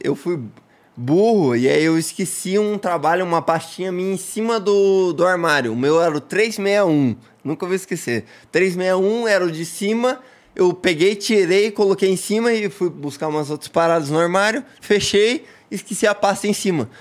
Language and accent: Portuguese; Brazil; also born or lived in Portugal